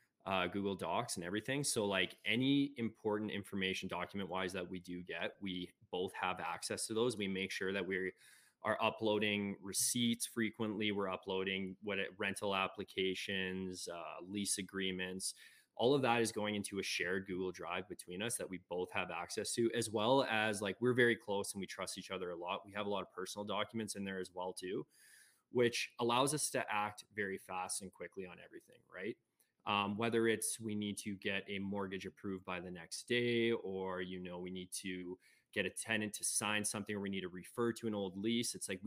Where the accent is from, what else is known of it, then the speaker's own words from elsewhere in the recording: Ontario, Canada; now in Alberta, Canada; So I'm actually originally from Ontario. I moved here about 8 years ago now to Alberta.